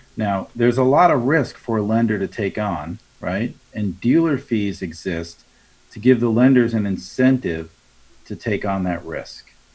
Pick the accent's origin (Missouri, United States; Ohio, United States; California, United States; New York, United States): New York, United States; Long Island; I'm from Long Island